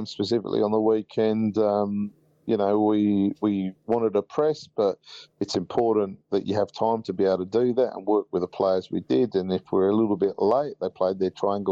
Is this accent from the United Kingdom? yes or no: yes; England, United Kingdom; now in Australia; I was born in England